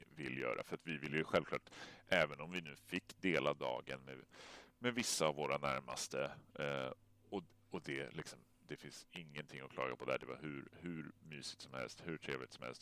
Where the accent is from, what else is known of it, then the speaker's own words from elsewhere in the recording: Stockholm, Stockholm County, Sweden; moved away; Jag är ju född och uppvuxen i Vasastan